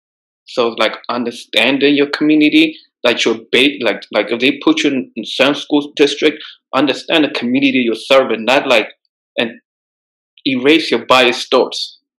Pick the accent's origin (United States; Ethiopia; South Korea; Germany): Ethiopia; my country, like, I'm from Ethiopia, right?